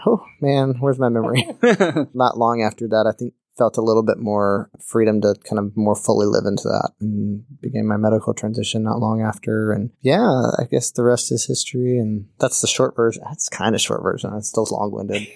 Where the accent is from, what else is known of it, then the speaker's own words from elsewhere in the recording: Birmingham, Alabama, United States; I grew up in Birmingham, Alabama